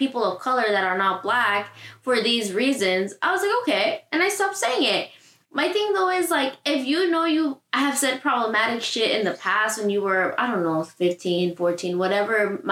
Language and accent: English; Southern California, United States; you grow up in Southern California and you're Latino